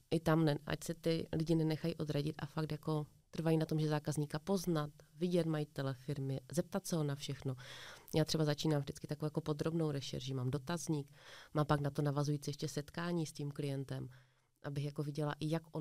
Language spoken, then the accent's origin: Czech; Ostrava, Moravian-Silesian Region, Czechia; My jsme z Ostravy